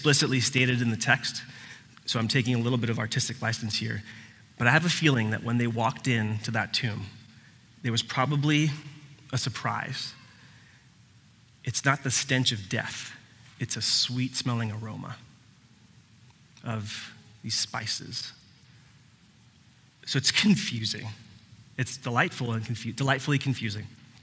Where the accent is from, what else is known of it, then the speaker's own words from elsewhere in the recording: Puerto Rico; I was born in Puerto Rico.